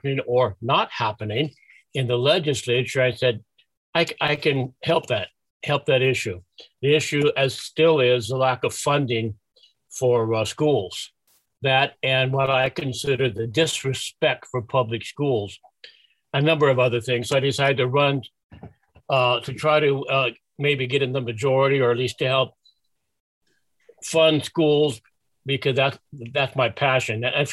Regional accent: Sacramento, California, United States; moved away as an adult; also born or lived in Melbourne, Australia / Kingman, Arizona; now in Arizona, United States; I was born and raised in Sacramento, California

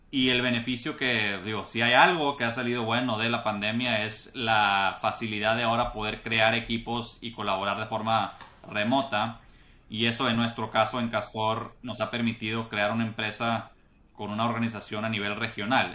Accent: Monterrey, Nuevo León, Mexico; moved away as an adult; also born or lived in United States; yo soy eh, regiomontano de Monterrey. Ahí nací, ahí crecí

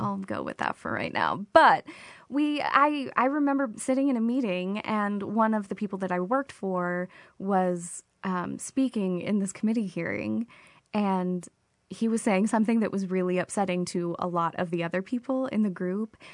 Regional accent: Oklahoma, United States; moved away; I'm originally from Oklahoma

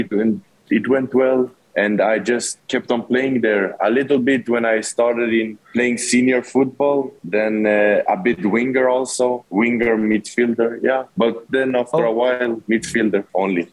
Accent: Sweden; moved away as an adult; now in Philippines; I'm born and raised in Sweden, uh, lived there my whole life.

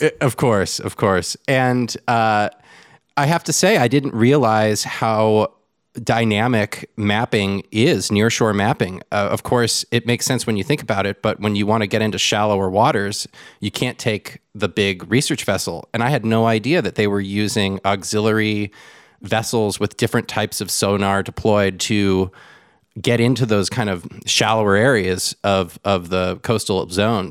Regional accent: Southern California, United States; now in Austin, United States; I'm from Southern California. I'm from the coast

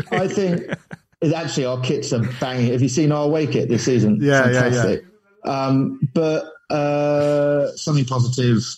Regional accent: Watford, East of England, United Kingdom; I was born in Watford

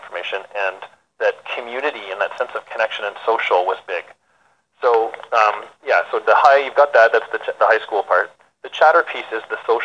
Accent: Peterborough, Ontario, Canada; I grew up in Peterborough.

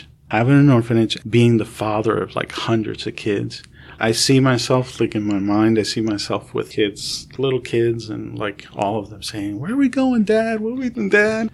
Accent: Camden, New Jersey, United States; moved away; also born or lived in New York; I grew up in Camden, and everybody's black or Hispanic

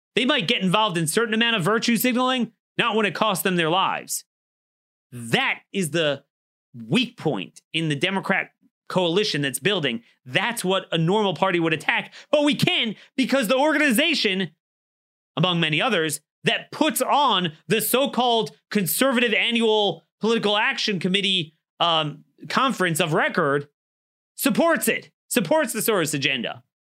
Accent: Baltimore, Maryland, United States; my hometown of Baltimore.

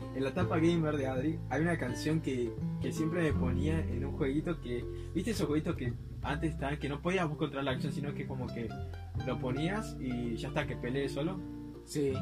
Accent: Ushuaia, Tierra del Fuego, Argentina; mi niñez, eh, que fue en Ushuaia

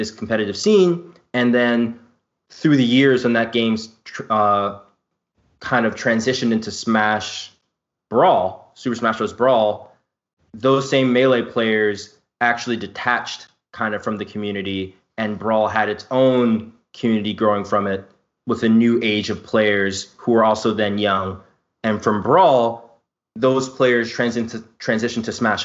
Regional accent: New York City, New York, United States; growing up in Brooklyn

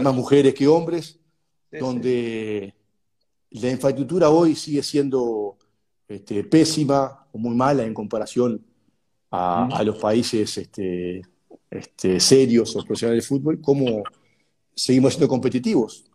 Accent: Uruguay; moved away as an adult; also born or lived in São Paulo

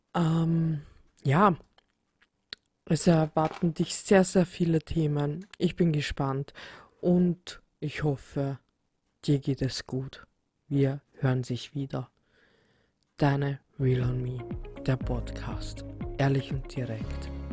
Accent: Vienna, Austria; ich komme aus Wien

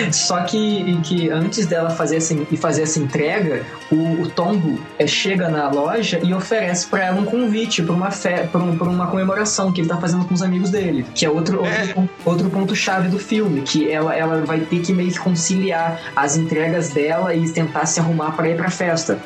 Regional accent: Juiz de Fora, Minas Gerais, Brazil; Eu sou é, é distrito do Rio de Janeiro, né? Juiz de Fora, Minas Gerais

